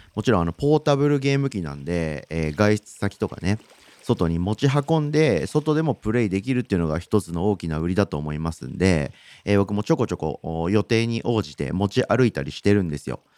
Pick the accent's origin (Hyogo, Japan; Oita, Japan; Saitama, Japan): Saitama, Japan; moved away; 僕地元が埼玉県なんですけど、じ、地元っていうか実家か